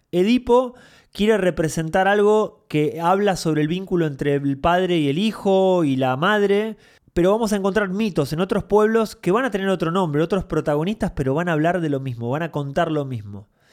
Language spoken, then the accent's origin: Spanish; Mar del Plata, Buenos Aires Province, Argentina; Yo cuando era chico vivía en Mar del Plata